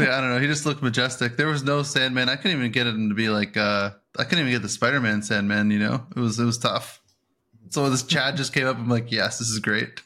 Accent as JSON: {"language": "English", "country": "Canada", "said": "we're Canadian"}